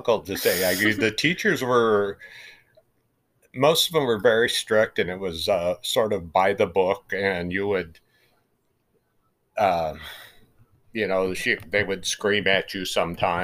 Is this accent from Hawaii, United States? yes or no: no; Grass Valley, California, United States; now in Roseville, United States; I grew up close to Grass Valley